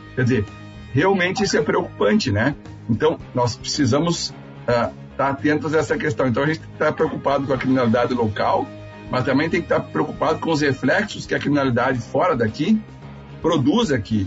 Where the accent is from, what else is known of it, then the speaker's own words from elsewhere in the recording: Santa Rosa, Rio Grande do Sul, Brazil; moved away as an adult; also born or lived in Porto Alegre / São Borja; now in Santa Maria, Brazil; eu sou de Santa Rosense, né? Eu vim de lá.